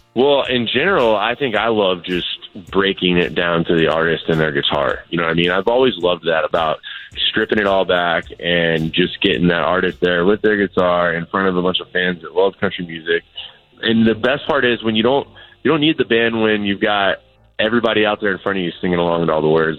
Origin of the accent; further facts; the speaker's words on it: Florida, United States; moved away; come back home to my home state of Florida